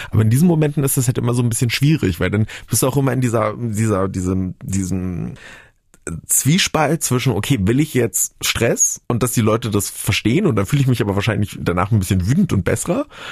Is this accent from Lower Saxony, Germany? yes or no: no; Brandenburg, Germany; also born or lived in Bavaria; ich bin in Brandenburg auf dem Land aufgewachsen, aufgewachsen